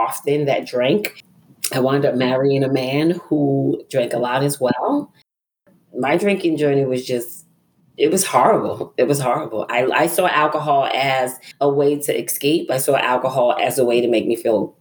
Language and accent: English; New York City, New York, United States; moved away as an adult; now in Griffin, Georgia, United States; I'm originally from Brooklyn, New York